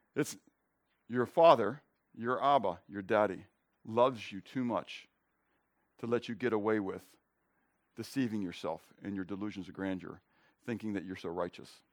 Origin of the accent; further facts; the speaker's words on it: Pittsburgh, Pennsylvania, United States; I grew up in Pittsburgh